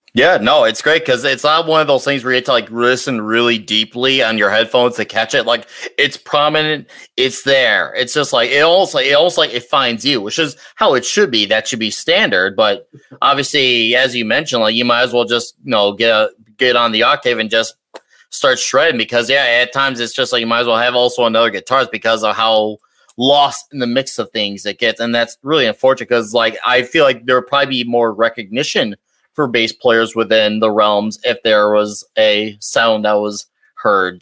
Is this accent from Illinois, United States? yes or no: yes; Chicago, Illinois, United States; I come from Chicago area